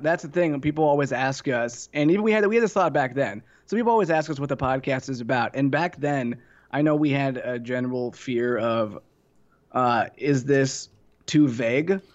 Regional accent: Ohio, United States; moved away; also born or lived in Tennessee; I'm from Ohio originally

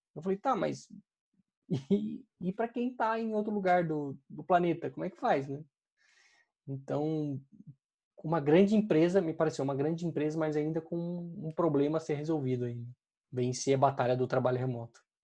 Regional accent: Brazil; a gente, como brasileiro

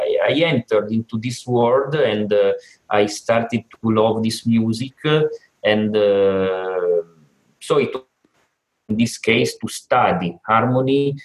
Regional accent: Turin, Piedmont, Italy; I was with my father in a church here in my hometown, Torino, that is in the northwest of Italy

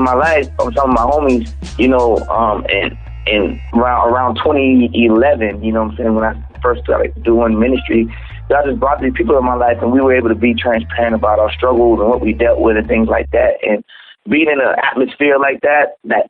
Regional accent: Charleston, South Carolina, United States; I'm from Charleston, South Carolina.

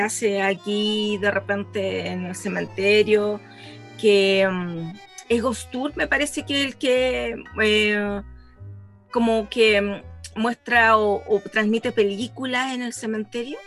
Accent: Chile; de Chile

